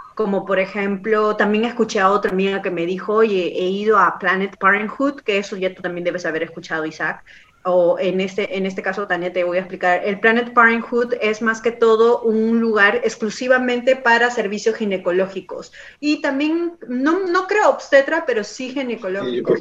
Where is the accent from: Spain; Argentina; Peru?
Peru; now in Canada